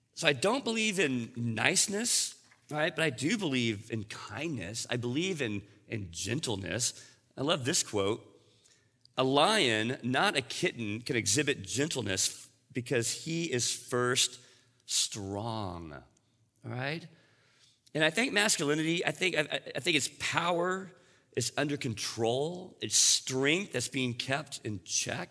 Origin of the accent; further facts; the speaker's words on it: Texas, United States; I grew up in Texas